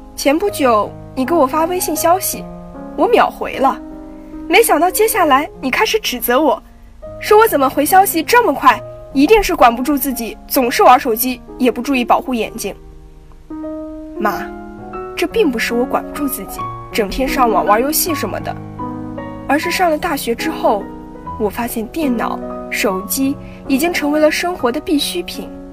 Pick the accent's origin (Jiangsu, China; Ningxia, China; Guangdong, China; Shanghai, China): Ningxia, China; Yinchuan; moved away as an adult; now in Nanjing, China; 来自宁夏银川。我在南京大学，距离我的家乡一千六百公里